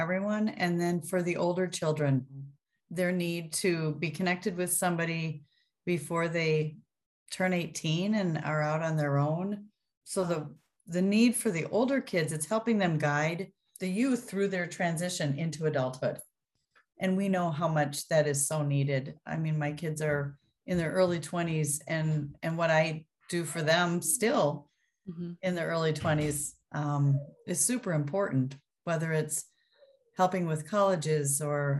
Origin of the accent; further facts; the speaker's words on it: Minnesota, United States; also born or lived in Ohio / Iowa; I am from Minnesota. I've lived here almost my whole life, except for a brief stint in Ohio, and Iowa, actually